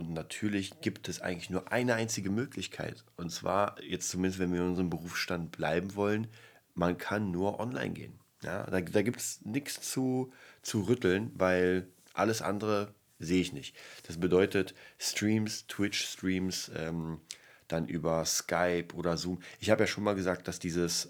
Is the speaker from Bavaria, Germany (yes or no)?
no; Berlin, Germany; bei uns in Berlin